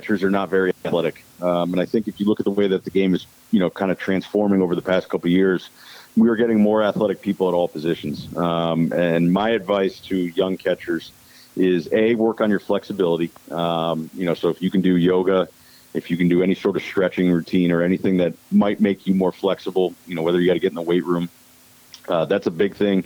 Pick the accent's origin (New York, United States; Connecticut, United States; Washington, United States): Connecticut, United States; moved away as an adult; also born or lived in St. Louis; I'm originally from Connecticut